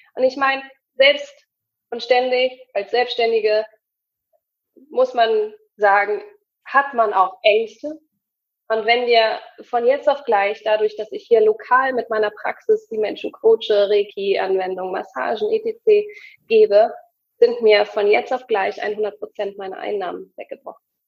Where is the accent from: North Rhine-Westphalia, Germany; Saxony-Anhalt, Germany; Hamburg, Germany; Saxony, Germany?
Hamburg, Germany; ich komme aus Hamburg